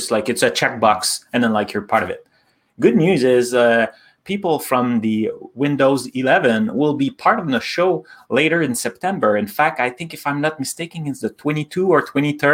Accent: Canada; we're both Canadian

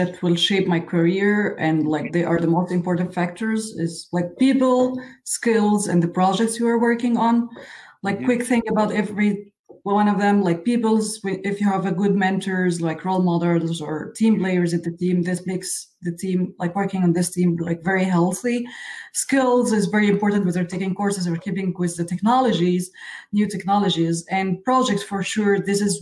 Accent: Egypt; I was born and raised in Egypt, in Middle East

